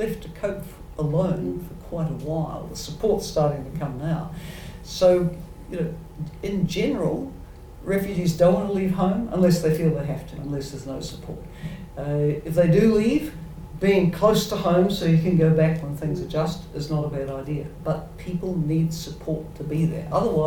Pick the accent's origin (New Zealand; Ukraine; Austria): New Zealand; speaking as a New Zealander